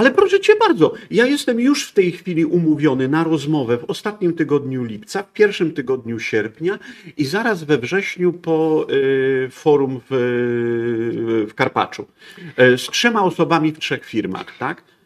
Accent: Poland; Jestem z Polski, u, to tragedia, bo nie, nie bogaty Niemiec, tylko Polak

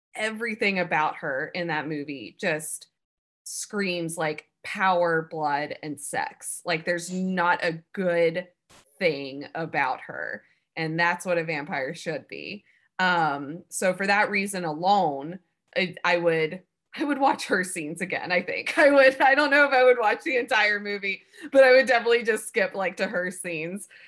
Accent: Alabama, United States; moved away as an adult; also born or lived in Savannah, Georgia; I grew up in Alabama and then went to school and moved to Savannah, Georgia

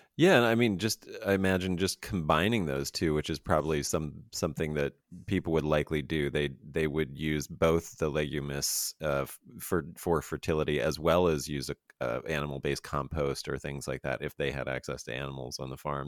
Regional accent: Fayetteville, Pennsylvania, United States; moved away; also born or lived in Chambersburg, Pennsylvania; I'm actually from Pennsylvania, born and raised

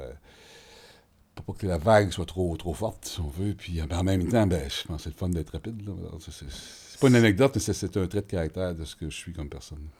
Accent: Montreal, Quebec, Canada; J'ai été élevé à Hansik, dans le quartier nord de, Montréal.

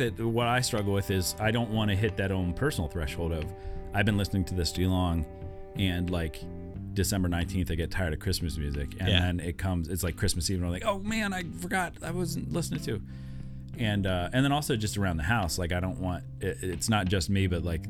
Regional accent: Iowa, United States; accent: Western Pennsylvania; now in Pittsburgh, United States; originally I was born in Pittsburgh. I knew what you were trying to say, and I was twisting it on you. I moved to Iowa when I was 8 years old.

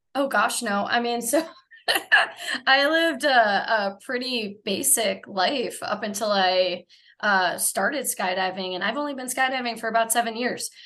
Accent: Minnesota, United States; moved away as an adult; also born or lived in San Diego, California; now in Menifee, United States; not originally Southern California. I claim to be from Minnesota, uh, but I've been in California for 19 years

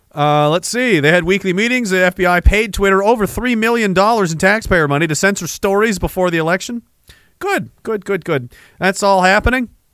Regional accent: Canada; I'm Canadian

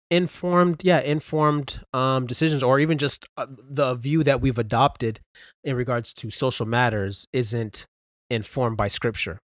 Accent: Brampton, Ontario, Canada; born and raised in Brampton, Ontario

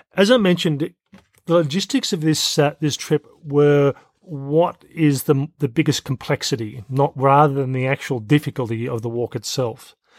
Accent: Australia; I'm Australian and I've lived in Australia for most of my life, not all

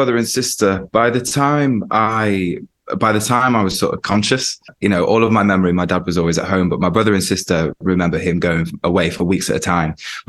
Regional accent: Stockport, North West England, United Kingdom; also born or lived in Portsmouth; So I was born in Stockport. My dad was in the Navy and my mum looked after me and my brother and sister.

